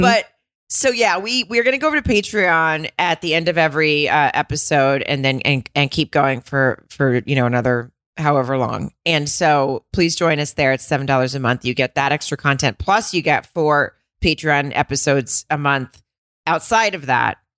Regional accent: the South, United States; now in West Coast, United States; I grew up in the South

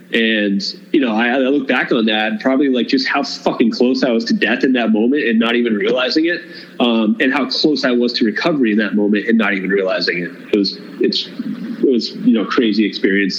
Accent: Cape Cod, Massachusetts, United States; moved away; we're both from the Cape

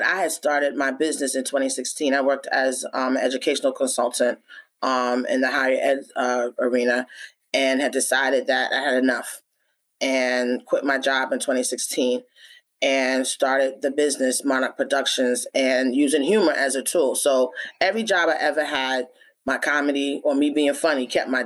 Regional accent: New York, United States; also born or lived in Philadelphia; I'm from New York

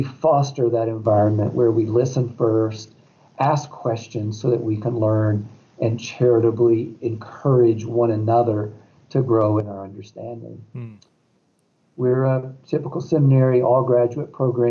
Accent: Appalachia, United States; moved away as an adult; also born or lived in Eastern Europe; We were raised in Appalachia

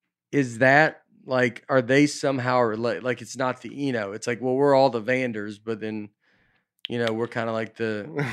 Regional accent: the South, United States; no, I'm from the South, like too, but it's like, it's not that South

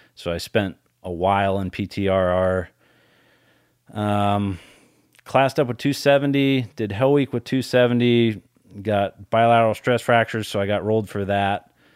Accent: Colorado, United States; I grew up in Colorado

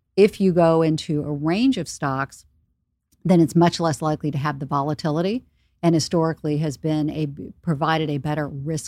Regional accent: Charleston, South Carolina, United States; now in New York, United States; I grew up in Charleston, South Carolina, in a, you know, pretty patriarchal community where the idea and concept of working in investing or Wall Street just didn't exist. Moving to New York, that idea didn't exist.

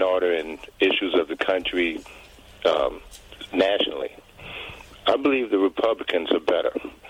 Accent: New York City, New York, United States; As a New Yorker that lived in New York from Mayor Koch through Mayor Bloomberg

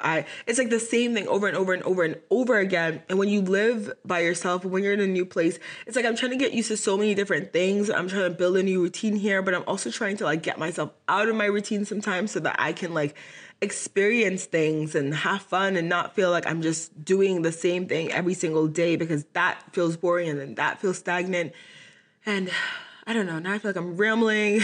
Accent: Boston, Massachusetts, United States; moved away as an adult; now in Dallas, United States; my college was in my hometown in Boston, Massachusetts

